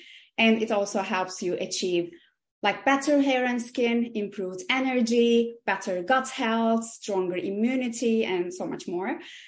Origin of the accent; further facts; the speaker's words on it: Aegean Region, Turkey; English is a second language; I grew up in Turkey, in the Aegean Mediterranean part of Turkey, and both of my mom and dad, they're both engineers.